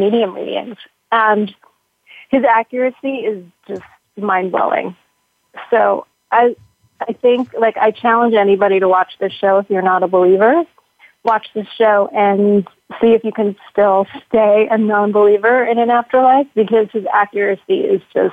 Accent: New York, United States; I grew up Orthodox Jewish in New York

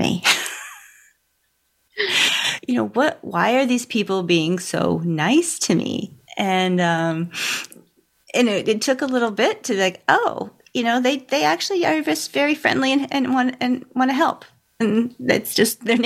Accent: New England, United States; moved away as an adult; now in Texas, United States; I grew up in New England, and then moving down here to Texas in 2009, we move here

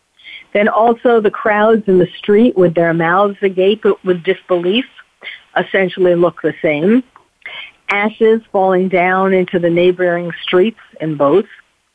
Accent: New York City, New York, United States; also born or lived in Paris; as someone who was born and bred in New York City, therefore who felt it really in the heart, as I do Paris, because I lived in Paris for 3 years

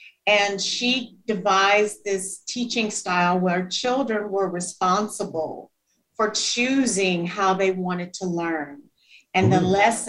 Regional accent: Shreveport, Louisiana, United States; I actually grew up in the northern part of the state, Shreveport, Louisiana.

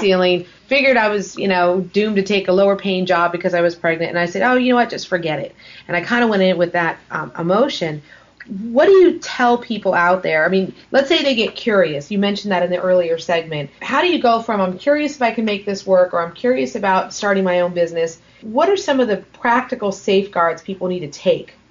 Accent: Los Angeles, California, United States; When I grew up in Los Angeles, I went to a public school

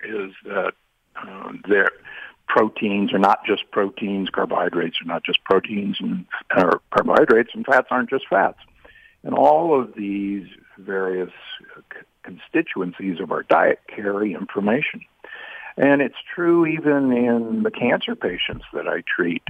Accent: United States; I grew up in the Midwest and the South

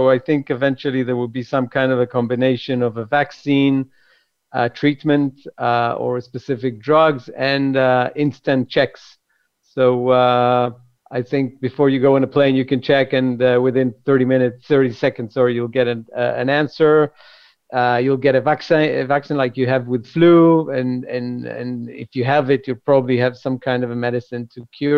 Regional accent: Jerusalem, Jerusalem District, Israel; Grew up in Jerusalem

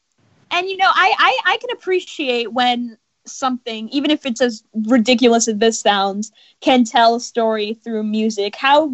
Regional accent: Los Angeles, California, United States

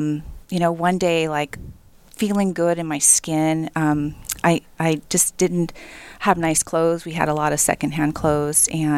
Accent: South Korea; You know, I grew up in Korea in a cement box.

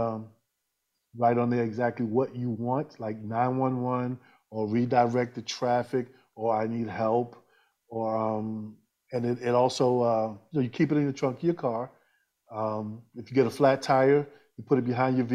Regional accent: New York, United States; I'm originally from New York, ex-military

